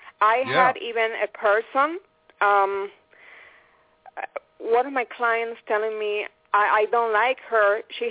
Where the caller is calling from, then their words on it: Phoenix, Arizona, United States; No, I'm in Phoenix, Arizona.